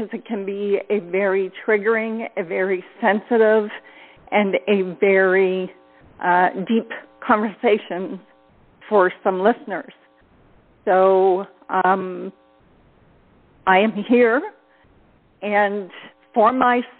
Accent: Ontario, Canada; I am from Ontario, Canada.

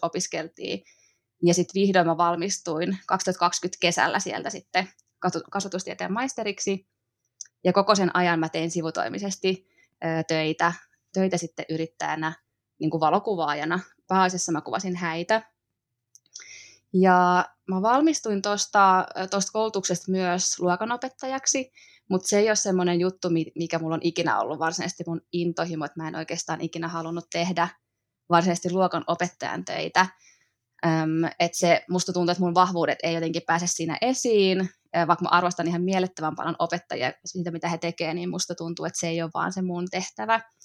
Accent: Mänttä, Pirkanmaa, Finland; moved away as an adult; also born or lived in Helsinki; now in Hollola, Finland; mä oon kotoisin pikkukaupungista, Mäntästä, Pirkanmaalta, ja sit lukion jälkeen mä muutin sieltä etelään.

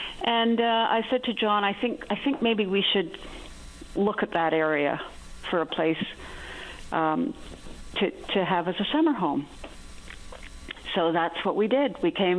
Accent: Ottawa, Ontario, Canada; now in Newfoundland, Canada; I grew up in Ottawa in an academic household

